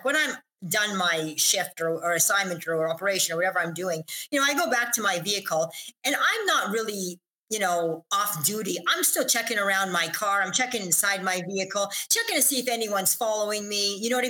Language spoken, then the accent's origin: English; Israel; moved away; because listen, I came from Israel and I was winning races there.